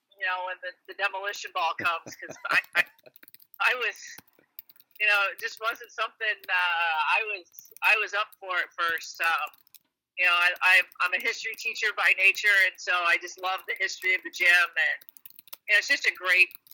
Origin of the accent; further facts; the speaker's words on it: Indiana, United States; also born or lived in North Carolina; now in Illinois, United States; I grew up in Indiana